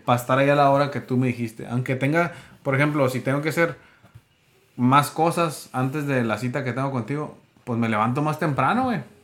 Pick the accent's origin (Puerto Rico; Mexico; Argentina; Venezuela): Mexico; somos mexicanos, ¿no? En México así se acostumbra